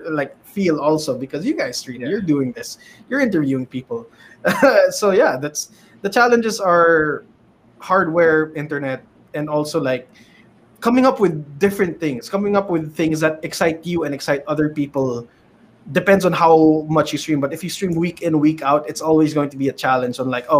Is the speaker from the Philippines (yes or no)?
yes; Philippines; especially being a Filipino streamer? So internet, number one. Always the internet.